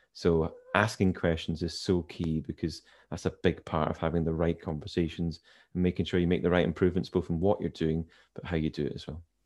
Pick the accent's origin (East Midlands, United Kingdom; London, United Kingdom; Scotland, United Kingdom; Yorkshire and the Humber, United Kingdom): Scotland, United Kingdom; Inverness; now in Edinburgh, United Kingdom; I was born in Inverness, which for those who are familiar with Scotland's up in the Highlands